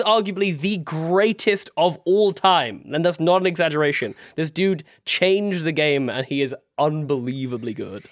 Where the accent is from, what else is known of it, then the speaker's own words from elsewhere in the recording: United Kingdom; in the U K, we